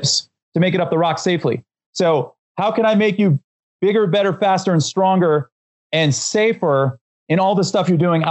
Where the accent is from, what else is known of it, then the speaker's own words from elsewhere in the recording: Northeast Pennsylvania, United States; I grew up in Northeast Pennsylvania